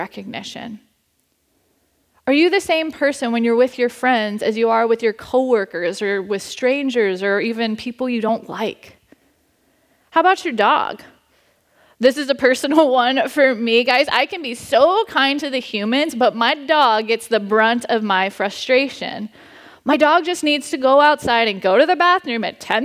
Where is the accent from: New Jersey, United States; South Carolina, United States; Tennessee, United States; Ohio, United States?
Ohio, United States; Cincinnati; moved away; The church I grew up at back in Cincinnati with my family